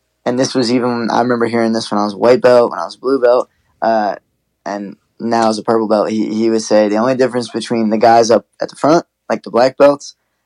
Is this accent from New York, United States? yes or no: no; New Jersey, United States; my hometown, our hometown